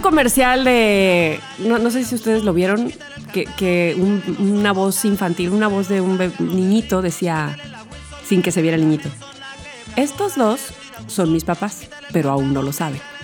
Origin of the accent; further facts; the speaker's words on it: Veracruz, Mexico; soy de Veracruz